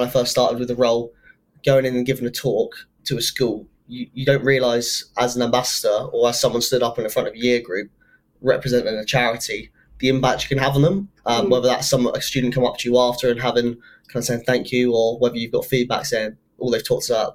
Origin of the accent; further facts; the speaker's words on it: England, United Kingdom; I'm English, but my dad's got Scottish in him as well.